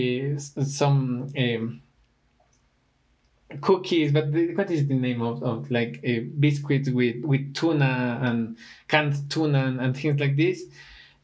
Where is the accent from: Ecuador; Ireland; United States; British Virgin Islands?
Ecuador; Ecuador is one of my favorite destinations as well, even though it is my home country